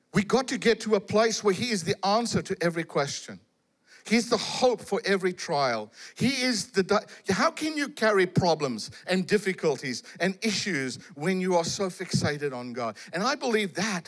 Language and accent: English; South Africa; I come from South Africa